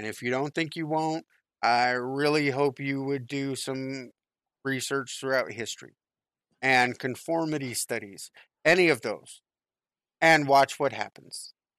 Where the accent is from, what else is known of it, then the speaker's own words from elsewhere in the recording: California, United States; I grew up in California during the riots in 92-93, right?